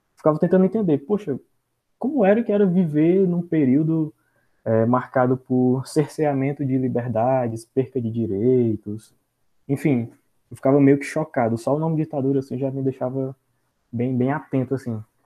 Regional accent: Senador Pompeu, Ceará, Brazil; sou aqui da cidade de Senador Pompeu

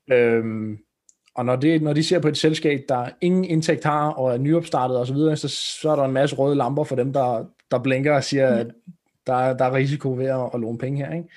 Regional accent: Roskilde, Zealand, Denmark; kommer vi fra Roskilde-området

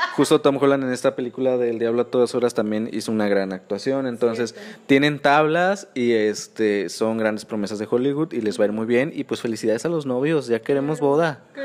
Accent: Guerrero, Mexico; also born or lived in Nuevo León; now in Monterrey, Mexico; yo soy de Guerrero. Entonces, yo cuando me vine a vivir a Nuevo León

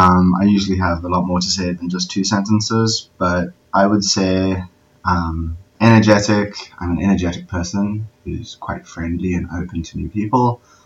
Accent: Somerset West, Western Cape, South Africa; I am from Somerset West, which is about half an hour outside Cape Town in South Africa. So very far away.

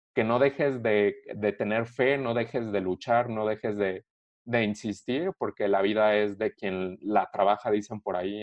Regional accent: Querétaro, Mexico; soy orgullosamente mexicano y eh, obviamente soy queretano, vivo en Querétaro

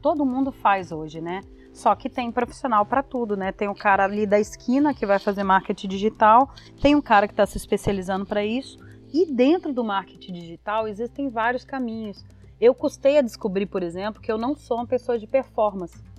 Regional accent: Belo Horizonte, Minas Gerais, Brazil; moved away as an adult; now in São Paulo, Brazil; Eu sou de BH também, né? Formei na UniBH

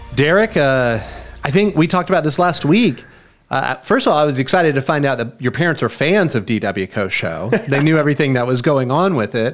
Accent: Tyler, Texas, United States; They all lived in my hometown of Tyler when I was a teenager

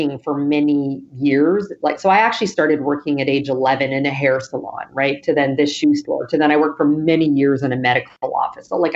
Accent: Western Canada, Canada; moved away as an adult; also born or lived in Toronto, Canada; now in New York, United States; I'm originally from Canada, live in New York now, but I grew up on Western Canada

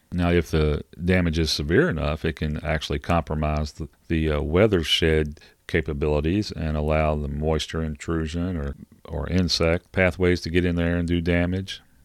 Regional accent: Kentucky, United States; I'm from Kentucky

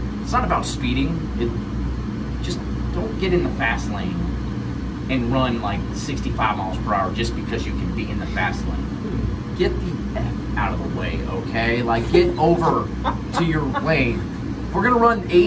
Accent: Los Gatos, California, United States; I'm from the Cats, California.

